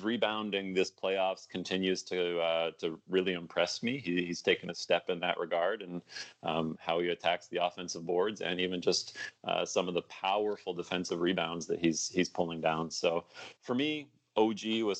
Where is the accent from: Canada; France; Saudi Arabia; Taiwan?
Canada; Waterloo, Ontario; I grew up in Waterloo